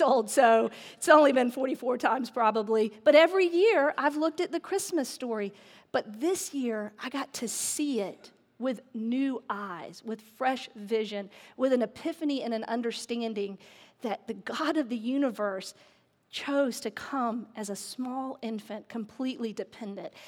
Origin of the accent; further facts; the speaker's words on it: the South, United States; I grew up in the South